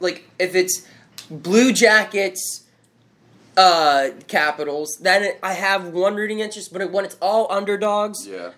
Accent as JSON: {"language": "English", "town": "Pittsburgh", "region": "Pennsylvania", "country": "United States", "said": "we're from Pittsburgh"}